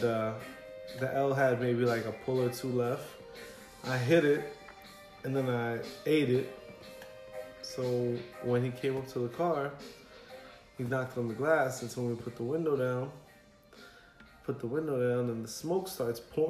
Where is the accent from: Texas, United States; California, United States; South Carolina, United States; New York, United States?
New York, United States; New York City; I'm from the Bronx